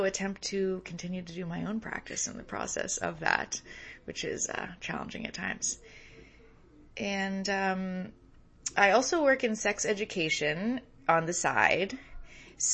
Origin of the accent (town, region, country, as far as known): San Francisco Bay Area, California, United States; born or raised there